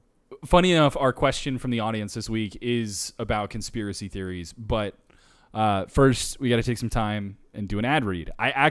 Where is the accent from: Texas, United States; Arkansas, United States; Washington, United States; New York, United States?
Washington, United States; Humptulips; I'm originally from Hump Tulip.